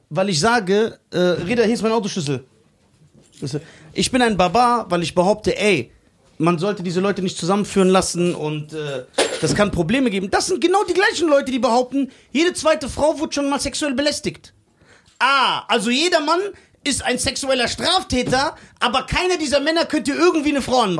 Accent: Mexico; Und deswegen, ich bin doch Mexikaner. Ich weiß doch, wie der Hase läuft.

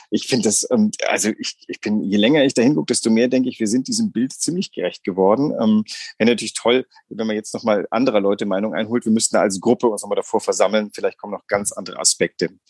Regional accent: Greece; now in Germany; ich bin in Griechenland groß geworden.

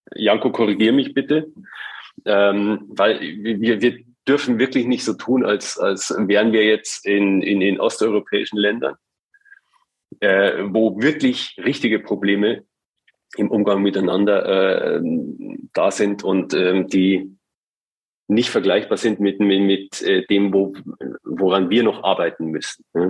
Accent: rural Bavaria, Germany; now in Hamburg, Germany; in, in, in Bayern auf dem Land, wo ich herkomme

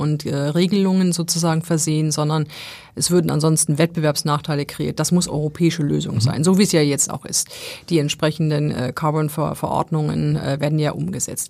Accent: Essen, North Rhine-Westphalia, Germany; now in Hamburg, Germany; im Ruhrgebiet so, wo ich ja, wo ich ja eigentlich herkomme

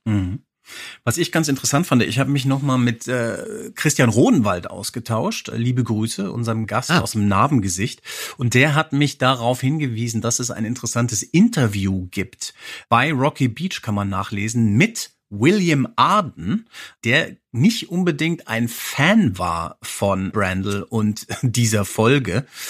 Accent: Hesse, Germany; Als Hesse denke ich

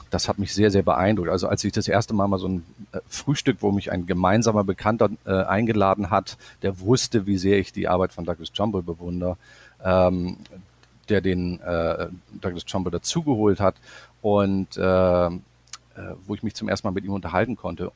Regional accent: Bremerhaven, Bremen, Germany; moved away as an adult; also born or lived in Stuttgart / Los Angeles; bei uns in meiner Heimatstadt Bremerhaven

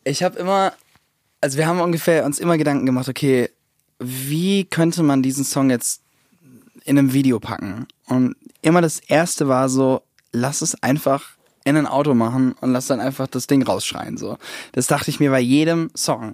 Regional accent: Southern Germany, Germany; also born or lived in United States; bin ich in Süddeutschland eben groß geworden

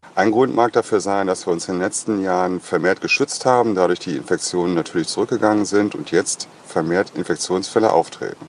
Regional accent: Rhineland, Germany; hier bei uns im Rheinland

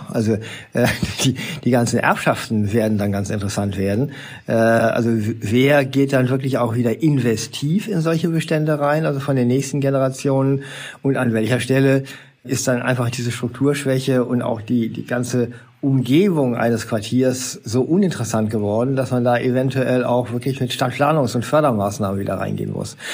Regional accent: Essen, North Rhine-Westphalia, Germany; also born or lived in Bochum; ich bin selber in Essen geboren, bin in Bochum zur Schule gegangen

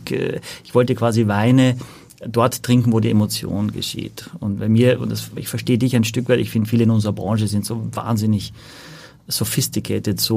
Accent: Austria; now in Hamburg, Germany; Ich komme aus Österreich, bin aber schon seit über 20 Jahren in Hamburg.

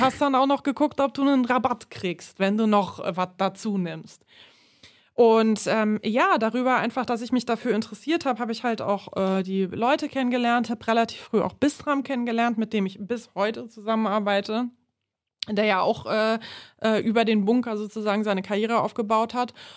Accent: Berlin, Germany; ich komme aus Neukölln ursprünglich, bin da aufgewachsen

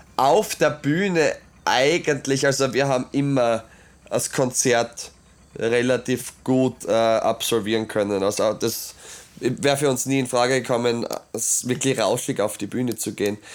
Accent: Obergnas, Styria, Austria; ich bin äh, aus Obergnas, ich möchte das schon erzählen, weil ich, ja, das ist halt meine Heimat

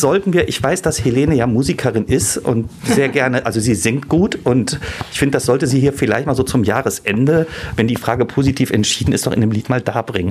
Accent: Düsseldorf, North Rhine-Westphalia, Germany; ich bin ja gebürtiger Düsseldorfer

